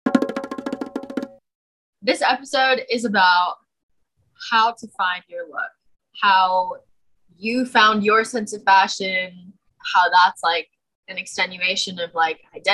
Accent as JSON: {"language": "English", "region": "West Coast", "country": "United States", "also_born_or_lived": "Chicago", "moved": "as an adult", "said": "I'm from the West Coast"}